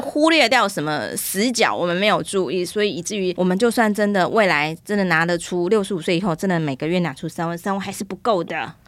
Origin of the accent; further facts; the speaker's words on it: Taiwan; 我们台湾人